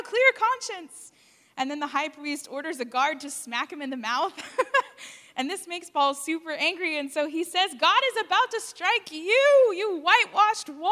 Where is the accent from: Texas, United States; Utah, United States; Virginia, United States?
Texas, United States; San Antonio; where I grew up in San Antonio